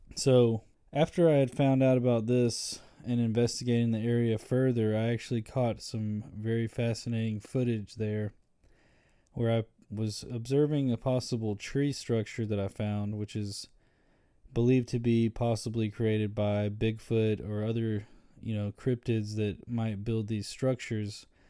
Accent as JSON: {"language": "English", "town": "Birmingham", "region": "Alabama", "country": "United States", "said": "I'm from Birmingham, Alabama"}